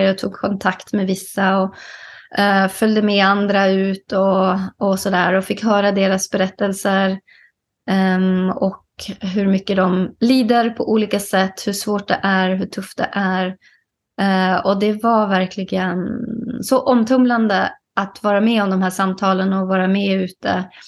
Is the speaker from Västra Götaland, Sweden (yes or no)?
no; Kiruna, Norrbotten County, Sweden; moved away as an adult; also born or lived in Nedre Soppero; now in Solna, Sweden; jag är ju född och uppvuxen i Kiruna